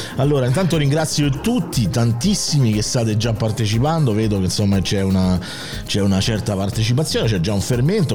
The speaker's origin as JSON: {"language": "Italian", "town": "Rome", "region": "Lazio", "country": "Italy", "accent": "Roman (romanesco)", "said": "il mio dialetto romano"}